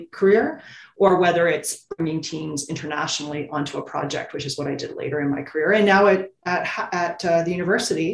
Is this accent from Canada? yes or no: yes; Ontario, Canada; I grew up in Ontario, you drill a well, it's sweet water